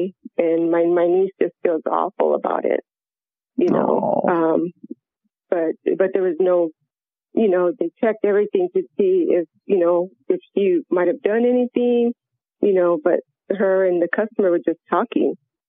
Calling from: Phoenix, Arizona, United States; I'm calling from Phoenix, Arizona.

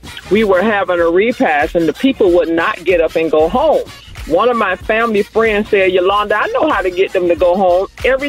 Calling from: Miramar, Florida, United States; I'm calling from Miramar, Florida.

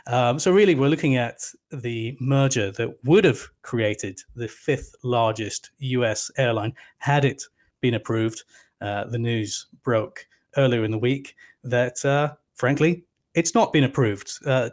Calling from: Lisbon, Portugal; I am underneath the flight path of Lisbon's Humberto Delgado Airport, where I'm talking from.

